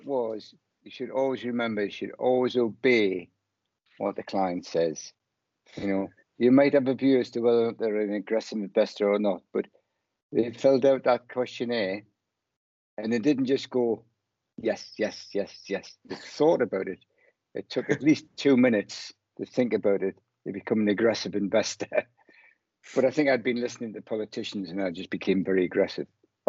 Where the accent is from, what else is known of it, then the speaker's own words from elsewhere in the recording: Bradford, Yorkshire and the Humber, United Kingdom; Well, it'd be like e-bingo, smoking their e-cigarettes in I'm from Bradford.